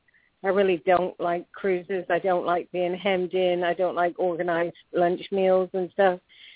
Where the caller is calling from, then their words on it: Florida, United States; I'm calling from Florida.